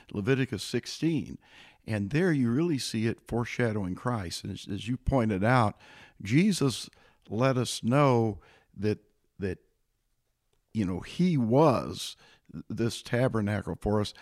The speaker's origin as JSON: {"language": "English", "region": "Illinois", "country": "United States", "moved": "yes", "lives_now": "Boerne, Texas, United States", "said": "I came originally from the state of Illinois"}